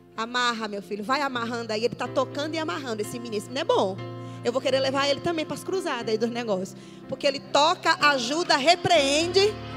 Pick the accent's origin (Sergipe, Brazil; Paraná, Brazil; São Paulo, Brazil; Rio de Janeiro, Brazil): Sergipe, Brazil; Aracaju; sou de Aracaju